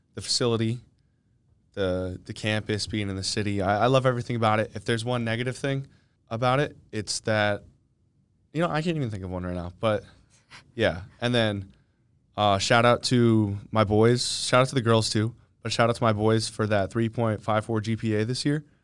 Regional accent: Kennett Square, Pennsylvania, United States; moved away as an adult; I'm from, um, Kennett Square, Pennsylvania.

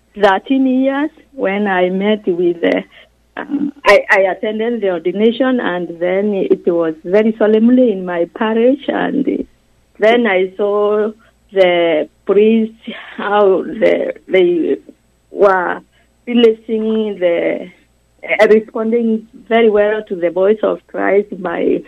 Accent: Kenya; moved away; I'm from Kenya, from the diocese of Nairobi, and I am from the family of 10

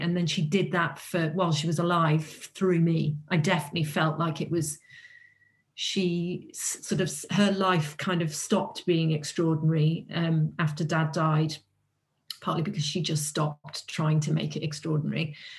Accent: North Wales, United Kingdom; I'm from North Wales

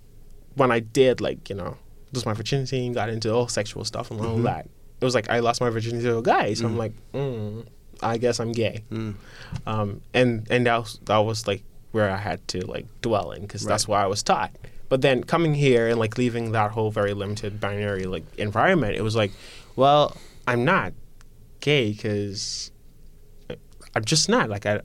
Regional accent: Guyana; Growing up in Guyana, I felt like I needed to identify with being gay.

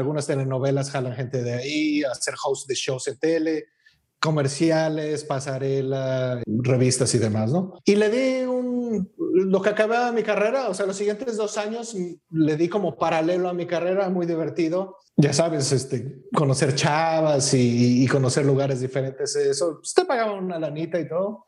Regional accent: Mexico City, Mexico; moved away as an adult; now in British Columbia, Canada; no soy de aquí, soy de México

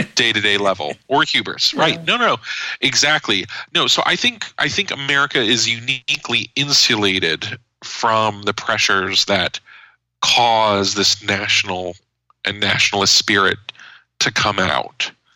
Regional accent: United States; as an American

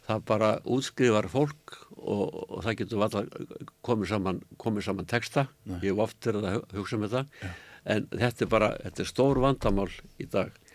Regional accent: Reykjavík, Capital Region, Iceland; ég var alveg upp á Eilskotunni hérna Eilskotu 30

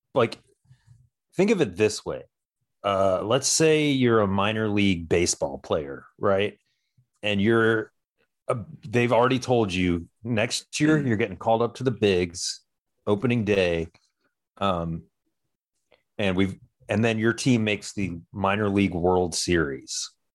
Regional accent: Georgia, United States; I'm from Georgia

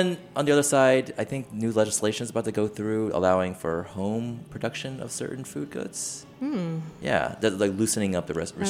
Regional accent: Northern Virginia, United States; I am from here, but I'm from Northern Virginia.

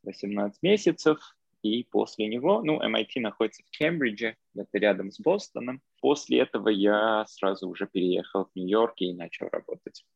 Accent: Armenia; Russian is a second language; also born or lived in Moscow, Russia / Cambridge, Massachusetts, United States; now in New York, United States; я сам армянин, родом из Армении, но из Москвы переехал в Штаты

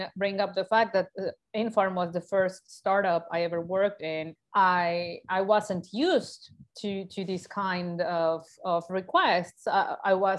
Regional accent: Mexico; moved away as an adult; now in Germany; Mexico, my home country.

